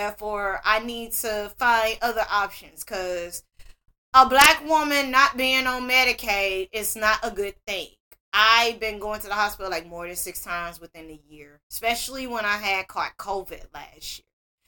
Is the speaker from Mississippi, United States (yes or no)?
yes; Greenville, Mississippi, United States; Now, I am a born and raised Mississippian, for those that don't know. I was born in Greenville on the east side.